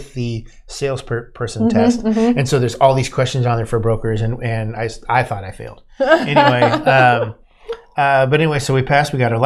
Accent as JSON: {"language": "English", "region": "Ohio", "country": "United States", "tie": "born or raised there", "said": "I was born in Ohio"}